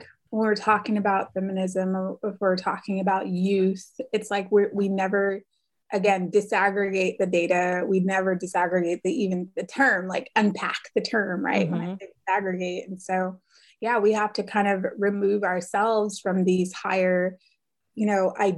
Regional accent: Oceanside, California, United States; moved away as an adult; now in Austin, United States; back home to California, where we're from. We're from Oceanside, California

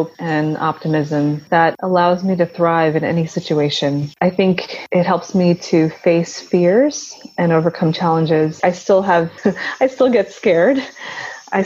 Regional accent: United States; also born or lived in Gujarat, India; I've established my life here and I've grown up here, so I'm just as Americanized as I am Indian

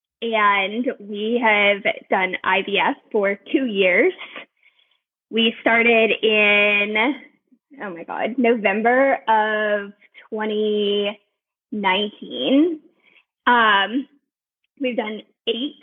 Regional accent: Baton Rouge, Louisiana, United States; moved away as an adult; also born or lived in New Orleans; now in California, United States; Originally from Baton Rouge, and I lived in New Orleans

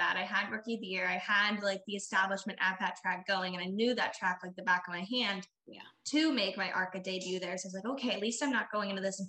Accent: Sanford, Florida, United States; I am from Sanford, Florida, born and raised my entire life

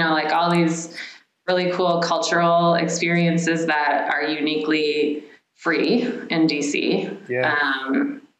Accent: Maryland side of DC, United States; moved away as an adult; also born or lived in Los Angeles; I grew up on the Maryland side of DC.

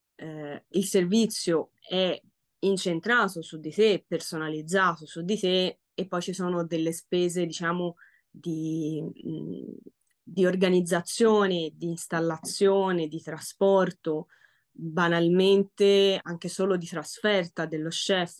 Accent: Florence, Tuscany, Italy; accent: Florentine; il mio accento fiorentino

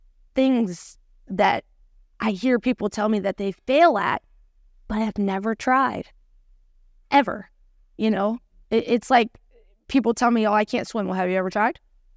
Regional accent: Cincinnati, Ohio, United States; Born and raised. Oh. Born and raised, yes.

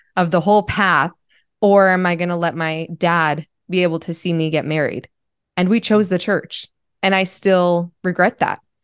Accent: Utah, United States; I grew up in Utah

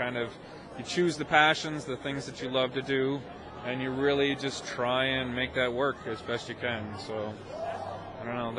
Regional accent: New Jersey, United States; when I was growing up in New Jersey

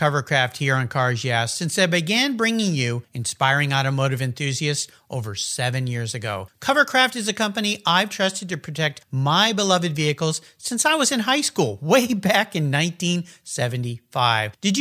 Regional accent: San Diego, California, United States; moved away; also born or lived in Pacific Northwest; I grew up down in the San Diego area

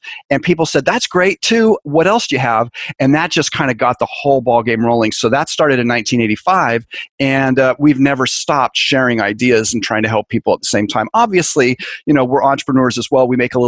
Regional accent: San Francisco Bay Area, California, United States; I grew up in the San Francisco Bay Area

